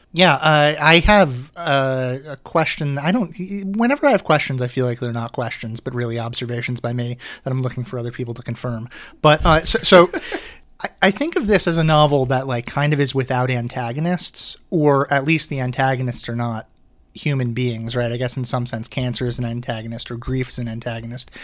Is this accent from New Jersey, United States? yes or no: yes; Manasquan, New Jersey, United States; I grew up in Manasquan.